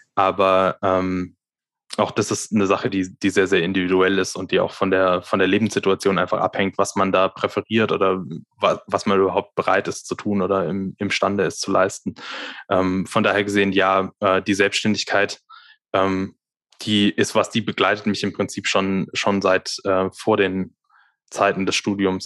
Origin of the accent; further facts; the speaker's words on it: near Reutlingen, Swabia, Baden-Württemberg, Germany; moved away as an adult; also born or lived in Darmstadt; Also ich komme aus der Nähe von Reutlingen. Ähm, das ist so, ja, 20, 20 Kilometer südlich von Stuttgart, also aus Stuttgart. dem Schwabeländle